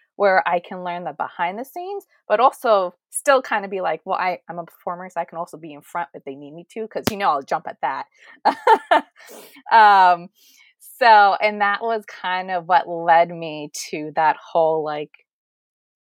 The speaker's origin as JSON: {"language": "English", "town": "Fremont", "region": "California", "country": "United States", "said": "I am from Fremont, California, or, you know, the Bay Area"}